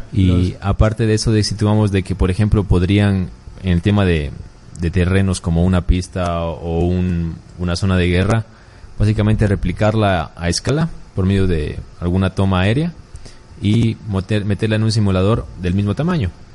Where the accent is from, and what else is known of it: Loja, Ecuador